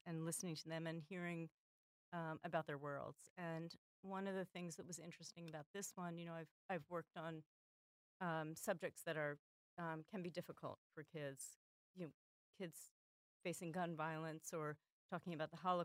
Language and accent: English; Philadelphia, Pennsylvania, United States; I'm also from Philadelphia